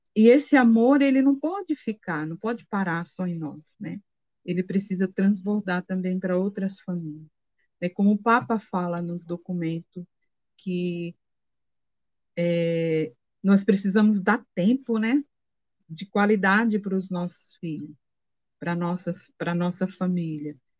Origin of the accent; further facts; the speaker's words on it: Sergipe, Brazil; moved away; sou de Sergipe